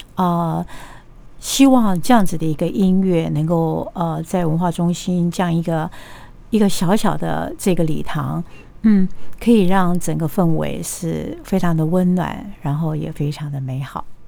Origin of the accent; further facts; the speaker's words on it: Kaohsiung, Taiwan; moved away; 回到我的出生地高雄